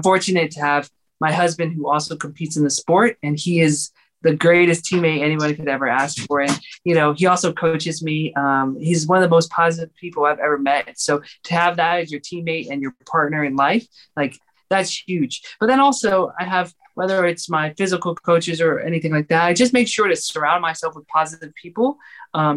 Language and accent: English; Georgia, United States; also born or lived in California; I was born in California and then raised in Georgia